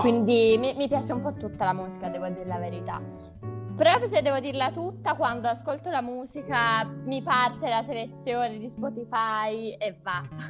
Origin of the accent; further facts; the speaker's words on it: Naples, Campania, Italy; moved away as an adult; now in Turin, Italy; Io sono una fuorisede a Torino perché sono di Napoli